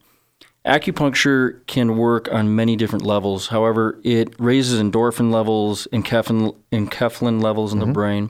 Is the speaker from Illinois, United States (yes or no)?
yes; Chicago, Illinois, United States; I'm from Chicago